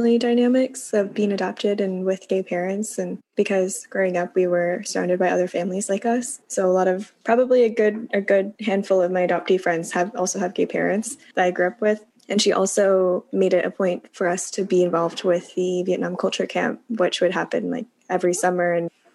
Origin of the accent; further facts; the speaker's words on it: Kansas City, Missouri, United States; moved away; also born or lived in Hunan, China; I grew up with two moms, a lesbian couple, in Kansas City, Missouri